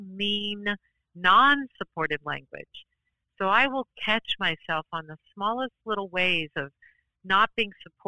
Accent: New Orleans, Louisiana, United States; also born or lived in New York City; now in Portland, United States; I grew up in New Orleans, Louisiana

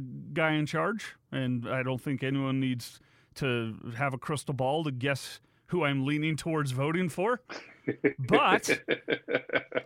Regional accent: United States; we as an American people

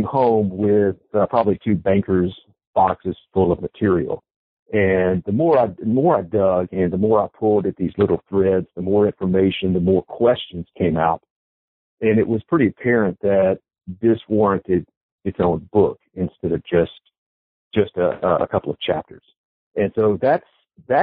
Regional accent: Birmingham, Alabama, United States; I'm an Alabamian. I grew up in Birmingham

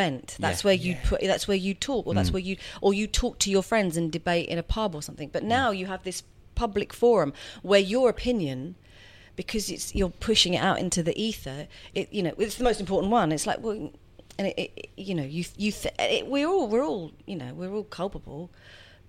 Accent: London, United Kingdom; also born or lived in Edgware; now in Hertfordshire, United Kingdom; I was born in Edgware and then grew up in Finchley.

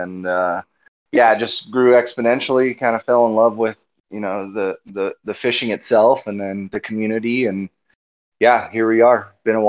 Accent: Flagstaff, Arizona, United States; moved away as an adult; also born or lived in Austin, Texas; I grew up here in Flagstaff, and then we moved to Austin. I moved out there for a job, kind of, you know, typical stuff. And then we've been back here in Flag for a little over 4 years, maybe going on 5 years now.

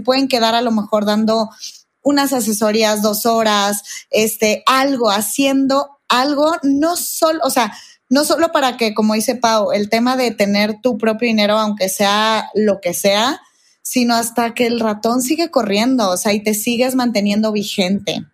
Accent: Guadalajara, Jalisco, Mexico; now in Mexico City, Mexico; soy de Guadalajara, vivo en México

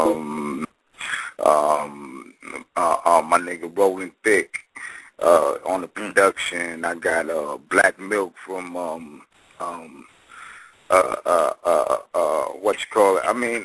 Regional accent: New York, United States; moved away; also born or lived in San Francisco Bay Area; I was born in New York

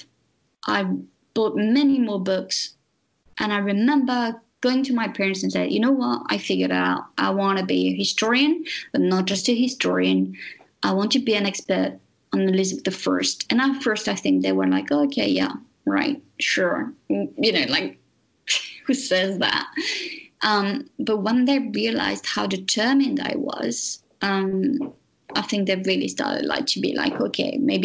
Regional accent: France; English is a second language; moved away; I'm French.

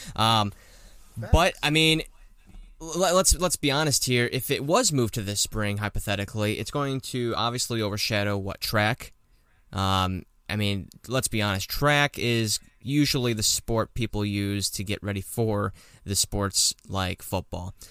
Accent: Florida, United States; I'm from Florida

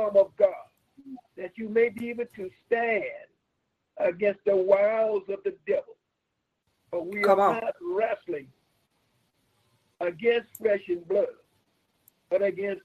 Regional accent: Miami, Florida, United States; We are from Miami, Florida.

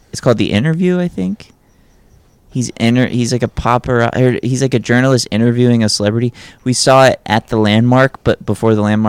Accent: New York, United States; now in Los Angeles, United States; I guess growing up in New York, you just kind of know.

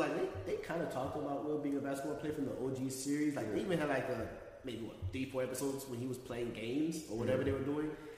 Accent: Palm Beach County, Florida, United States; we're from Palm Beach County. We're from Florida. We're Haitian.

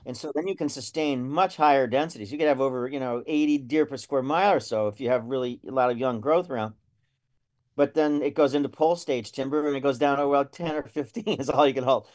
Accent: Lackawanna County, Northeast Pennsylvania, United States; I grew up in Northeast Pennsylvania. I was raised on a dairy farm up in Lackawanna County in the Poconos.

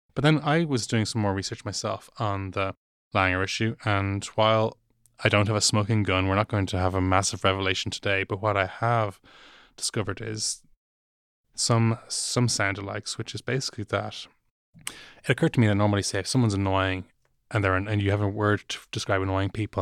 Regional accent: Dublin, Leinster, Ireland; I am from Dublin, and and while I do have Cork cousins

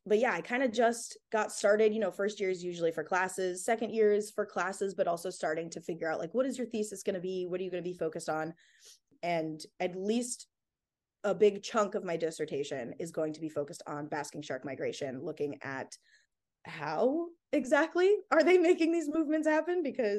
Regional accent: Illinois, United States; also born or lived in Phoenix, Arizona; I grew up in Illinois and Phoenix, Arizona, so nowhere near the ocean.

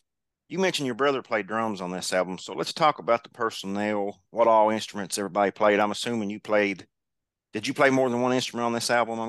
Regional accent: Kentucky, United States; growing up in Kentucky, I've always loved Kentucky basketball.

